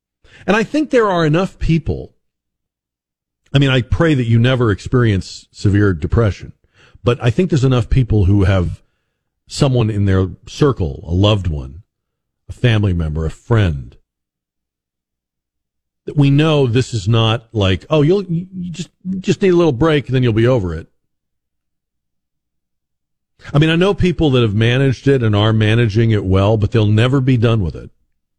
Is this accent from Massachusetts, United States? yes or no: yes; Boston, Massachusetts, United States; because, you know, I'm from Boston, New York, Boston, Philadelphia. Those fans are crazy.